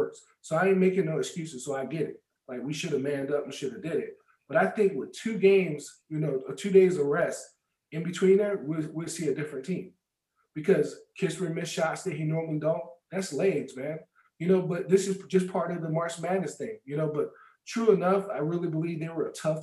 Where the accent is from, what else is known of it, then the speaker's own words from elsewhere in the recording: California, United States; I'm from Cali